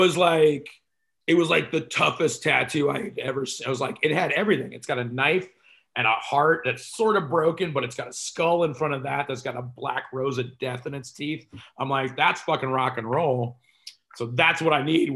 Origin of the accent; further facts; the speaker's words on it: Texas, United States; I'm Texan